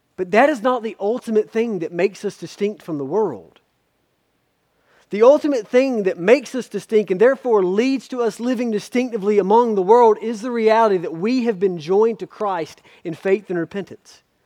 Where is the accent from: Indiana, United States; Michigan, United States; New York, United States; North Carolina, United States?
North Carolina, United States; Spivey's Corner; I grew up in Spivey's Corner.